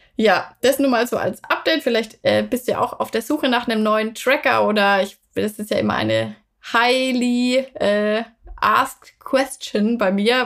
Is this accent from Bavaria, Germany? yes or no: yes; Würzburg, Bavaria, Germany; da, wo ich herkomme, also Würzburg, Franken